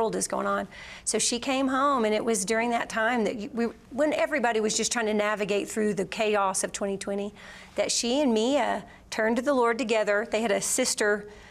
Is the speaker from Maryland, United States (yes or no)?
no; Georgia, United States; We're from Georgia